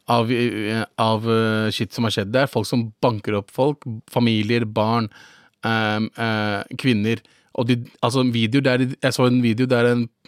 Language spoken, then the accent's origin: Norwegian; Pakistan; now in Norway; jeg som en pakistaner